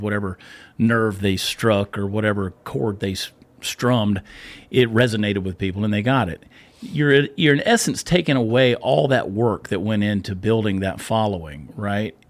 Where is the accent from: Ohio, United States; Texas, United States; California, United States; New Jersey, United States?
Texas, United States; as a Texan